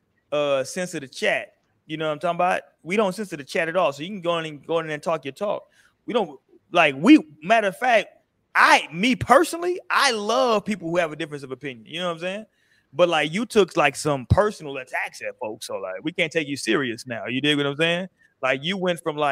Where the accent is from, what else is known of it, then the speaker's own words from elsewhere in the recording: California, United States; I'm from Cali